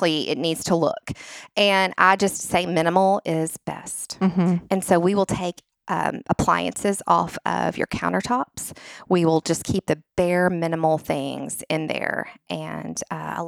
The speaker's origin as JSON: {"language": "English", "town": "Nashville", "region": "Tennessee", "country": "United States", "tie": "born or raised there", "said": "since I am from Nashville and my husband is born and we're both from Nashville, we're lifers, unicorns"}